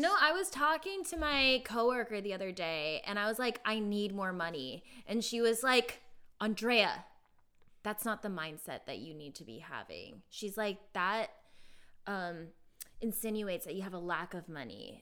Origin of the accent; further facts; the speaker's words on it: California, United States; also born or lived in New York; now in Los Angeles, United States; I grew up in California